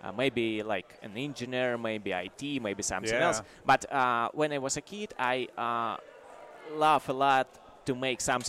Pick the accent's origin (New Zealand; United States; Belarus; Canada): Belarus; now in Latvia; I'm from Belarus, but I was born very close to the Poland.